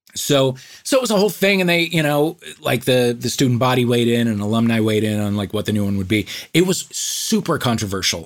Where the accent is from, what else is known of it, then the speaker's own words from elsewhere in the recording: St. Louis, Missouri, United States; I grew up in St. Louis